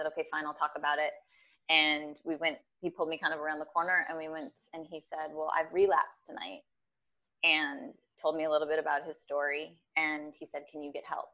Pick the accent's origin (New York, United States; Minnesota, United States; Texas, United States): Minnesota, United States; Minneapolis; I was born and raised in Minneapolis, right. Minnesota.